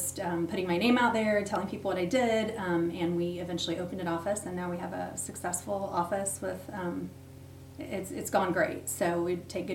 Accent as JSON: {"language": "English", "town": "Yorktown", "region": "Indiana", "country": "United States", "tie": "born or raised there", "also_born_or_lived": "Muncie, Indiana / Kokomo, Indiana / Marion, Indiana", "said": "I grew up in Yorktown, graduated, went to Ball State, so lived in Yorktown for the majority"}